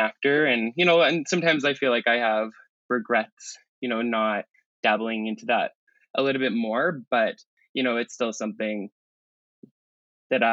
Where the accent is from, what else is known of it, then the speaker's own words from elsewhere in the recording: Calgary, Alberta, Canada; I'm from Calgary, born and raised